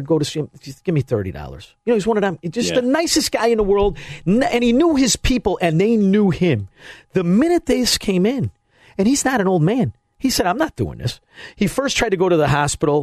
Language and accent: English; Melrose Park, Illinois, United States; I come from the greatest neighborhood to grow up in Chicagoland